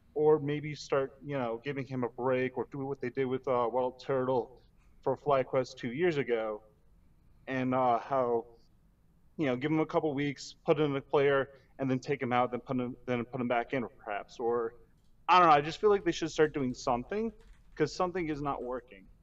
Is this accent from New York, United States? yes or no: no; Chicago, Illinois, United States; I'm from suburban